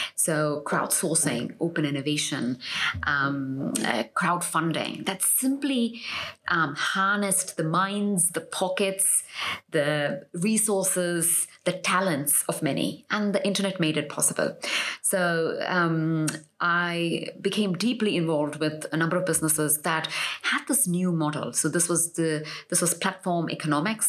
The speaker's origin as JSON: {"language": "English", "town": "Mumbai", "region": "Maharashtra", "country": "India", "tie": "born or raised there", "also_born_or_lived": "United States", "moved": "as an adult", "said": "I was born and raised in Mumbai"}